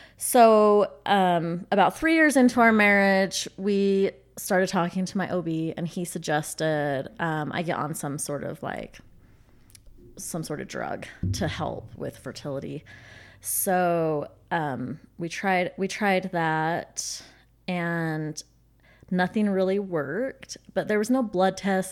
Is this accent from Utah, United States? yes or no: yes; Utah, United States; I grew up in Utah. Um, have never lived out of state